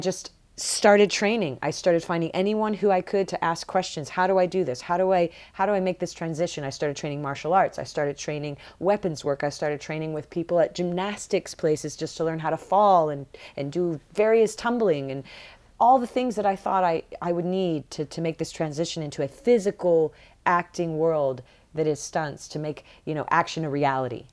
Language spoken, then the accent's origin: English; Barnhart, Missouri, United States; moved away as an adult; also born or lived in Boston, Massachusetts / Atlanta, Georgia; growing up in Missouri, growing up in Barnhart